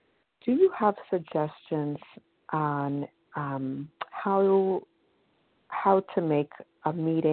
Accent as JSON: {"language": "English", "region": "New York", "country": "United States", "said": "I'm from New York, and I'm a recovered compulsive eater."}